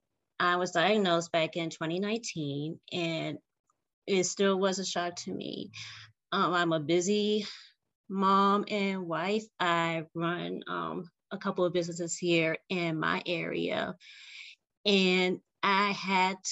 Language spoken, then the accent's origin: English; Richmond, Virginia, United States; I am from Richmond, Virginia.